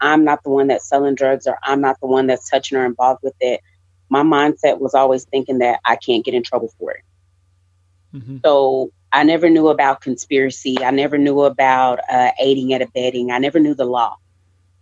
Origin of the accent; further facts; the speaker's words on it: Lubbock, Texas, United States; I'm born and raised in Lubbock, Texas